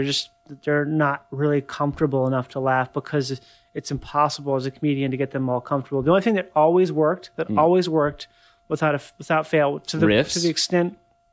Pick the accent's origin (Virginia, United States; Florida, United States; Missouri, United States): Florida, United States; Miami; So like I'm from Miami, so like we probably would get like beans that would be super cheap but really good.